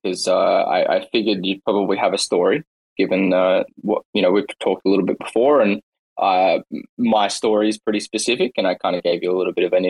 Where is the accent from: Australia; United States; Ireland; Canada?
Australia; I'm Australian.